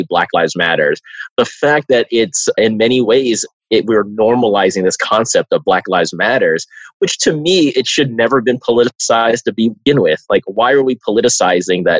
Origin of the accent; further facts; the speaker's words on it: Bay Area, California, United States; I'm from the Bay Area